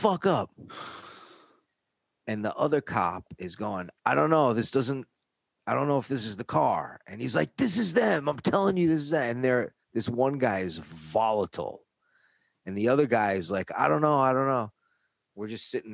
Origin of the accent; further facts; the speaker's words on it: New York, United States; accent: New York; moved away as an adult; now in California, United States; my accent is used to be a lot thicker, New York accent. And if I get really mad, my kids and my wife will tell me it comes out more, you know, or if I'm talking to other people from New York